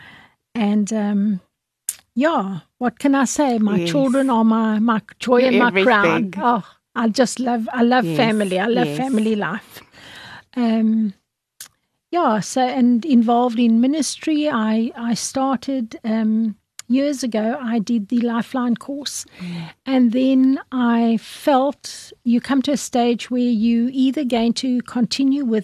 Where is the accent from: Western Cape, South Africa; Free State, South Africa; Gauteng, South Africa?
Western Cape, South Africa; also born or lived in Eisner (unclear birthplace); I grew up, I was born in Eisner, moved to this part of the world when I was in primary school.